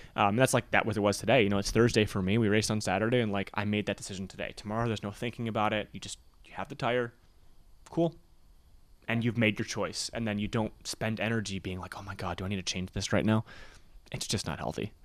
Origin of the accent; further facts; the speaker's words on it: Michigan, United States; growing up in Michigan